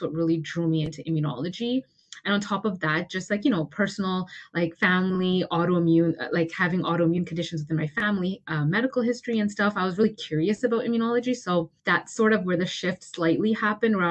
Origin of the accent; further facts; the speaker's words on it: Toronto, Ontario, Canada; I'm from Toronto